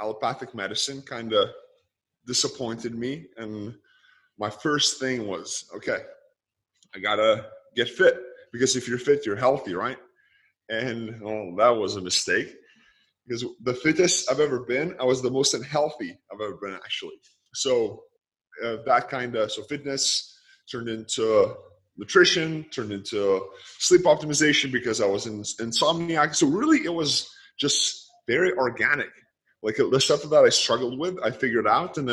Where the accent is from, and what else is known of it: Lithuania; born or raised there; moved away